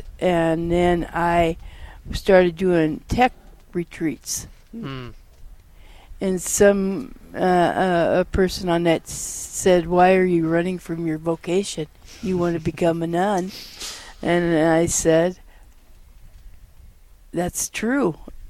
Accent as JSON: {"language": "English", "region": "Colorado", "country": "United States", "tie": "born or raised there", "said": "Well, I'm from Colorado."}